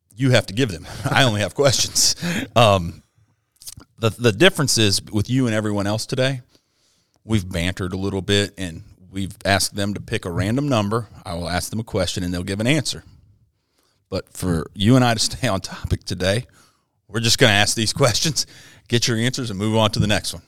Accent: Hawaii, United States; moved away; growing up in Hawaii playing golf

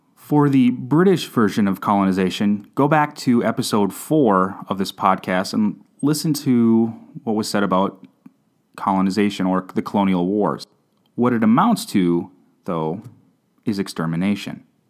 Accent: United States; I'm an American

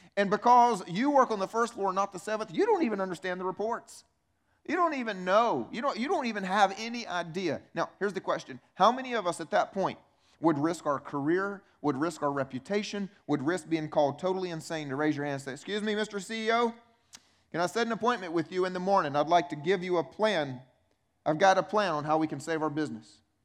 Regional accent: United States; also born or lived in Romania; I grew up in America

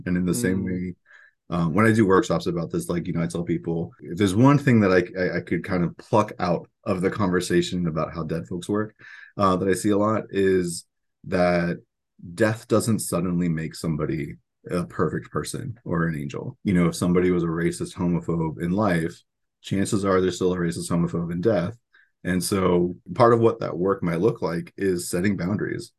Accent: central Florida, United States; moved away as an adult; also born or lived in Miami, Florida / Orlando, Florida; And my parents moved to, uh, to more central Florida, moved into the swamps. And so my middle school, high school, and when I would come home during college experiences was very firmly in the swamp.

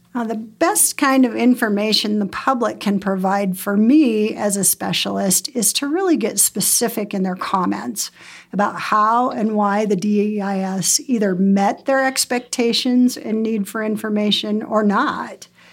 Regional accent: Bozeman, Montana, United States; I grew up in Bozeman

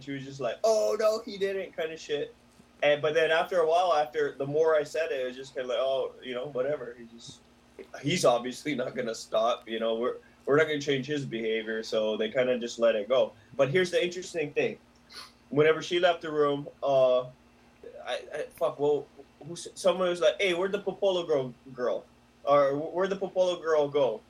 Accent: Hawaii, United States; we're Hawaiian, so we talk how we talk

